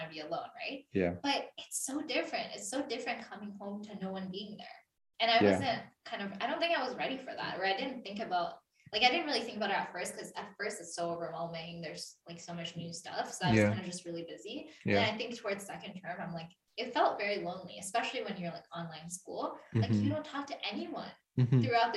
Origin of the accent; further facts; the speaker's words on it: Vancouver, British Columbia, Canada; also born or lived in Coquitlam / Edmonton; I told people in Edmonton that I'm from Vancouver